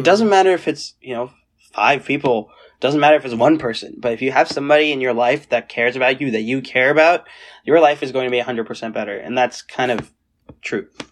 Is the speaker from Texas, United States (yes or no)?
no; Seattle, Washington, United States; moved away as an adult; also born or lived in South Carolina / India / Purdue, Indiana; when we came back from India to Seattle, Um, we were right, seven, right? So we went, we were there from two thousand seven to two thousand seventeen